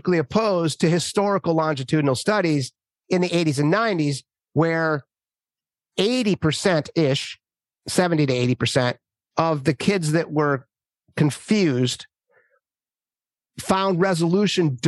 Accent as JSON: {"language": "English", "region": "Minnesota", "country": "United States", "tie": "born or raised there", "said": "I grew up in Minnesota"}